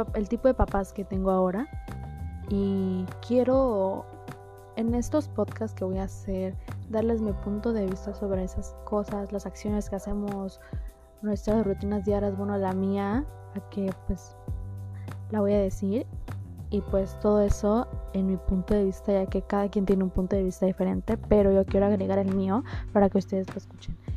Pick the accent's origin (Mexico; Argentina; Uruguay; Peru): Mexico; Villahermosa, Tabasco; soy de Villahermosa, Tabasco.